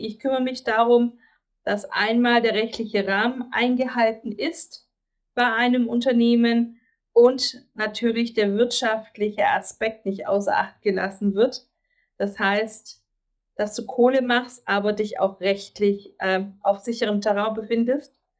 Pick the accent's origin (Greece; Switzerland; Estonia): Greece; now in Germany; ich als gebürtige Griechin